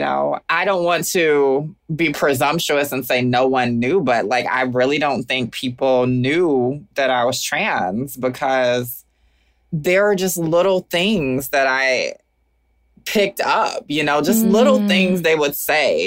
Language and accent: English; Augusta, Georgia, United States; moved away as an adult; also born or lived in Atlanta, Georgia / Oakland, California; now in Brooklyn, United States; I am forever from Augusta, Georgia